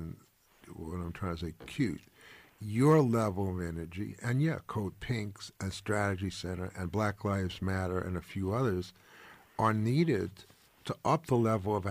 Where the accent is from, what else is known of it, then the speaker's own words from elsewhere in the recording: New York, United States; I'm a Jew from New York